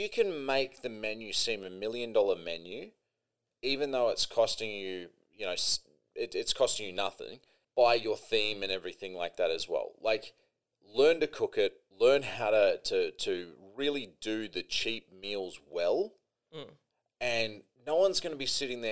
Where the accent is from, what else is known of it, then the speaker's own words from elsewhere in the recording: Australia; I'm Australian